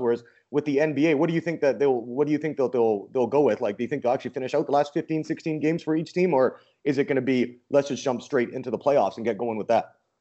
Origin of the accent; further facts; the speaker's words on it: Vancouver, British Columbia, Canada; I'm from Vancouver